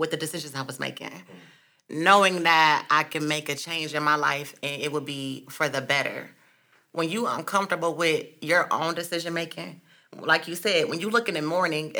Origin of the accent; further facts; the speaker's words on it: Akron, Ohio, United States; I'm from Akron, Ohio. The west side, Diagonal, Mercer, the area